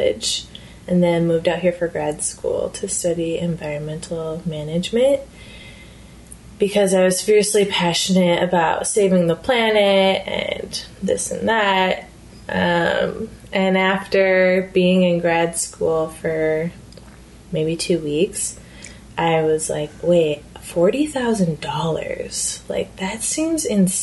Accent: Midwest, United States; moved away as an adult; now in San Francisco, United States; I am from the Midwest, so street art isn't as big of a thing there, especially in smaller towns

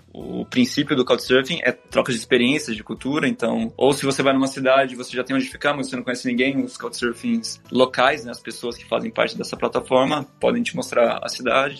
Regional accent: Pirassununga, São Paulo, Brazil; accent: interior R (caipira); moved away as an adult; now in Paris, France; no interior de São Paulo, até tem um sotaque que tá voltando, né? Do R, interior, tô ali perto de Ribeirão Preto, de Pressununga

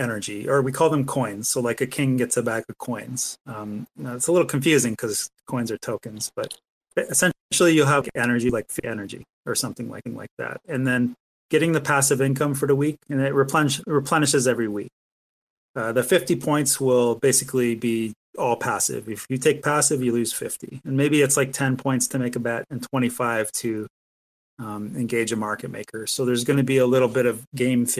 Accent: Canada; I'm a Canadian

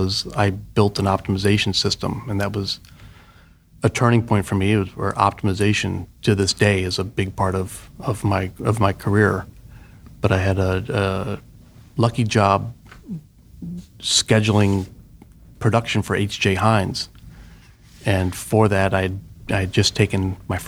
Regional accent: outside of St. Louis, Missouri, United States; moved away as an adult; also born or lived in Pittsburgh, Pennsylvania; I grew up in the Midwest in Missouri, outside of St. Louis

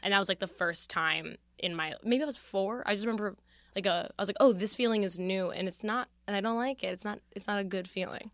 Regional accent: Philadelphia, Pennsylvania, United States; I come from Philadelphia

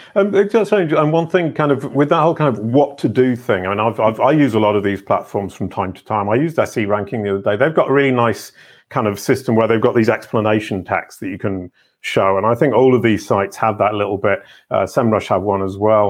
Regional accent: England, United Kingdom; I can say that as an English person.

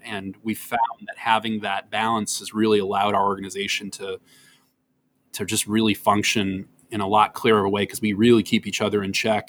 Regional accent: Wisconsin, United States; now in New York, United States; I'm from Wisconsin

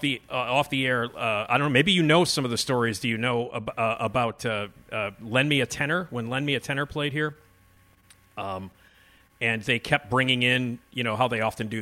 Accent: Chicago, Illinois, United States; I'm from Chicago

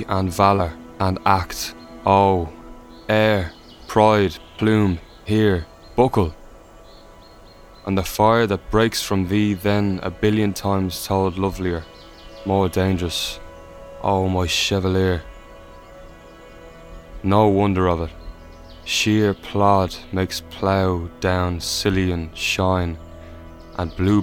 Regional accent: Ireland; We're an Irish band

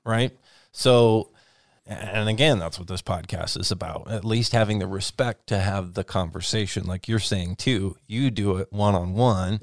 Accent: Whatcom County, Washington, United States; the community where I grew up in Watcom County

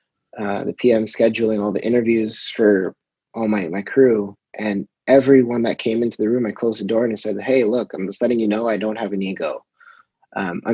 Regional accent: Toronto, Ontario, Canada; being my hometown, it was kind of nice to be able to shoot where I came from

